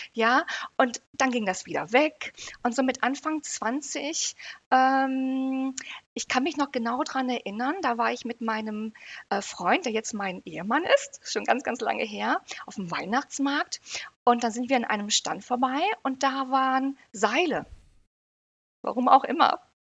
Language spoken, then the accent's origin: German; United Kingdom; now in Herford, Germany; ich komme aus Großbritannien, ne? verstehe perfekt Englisch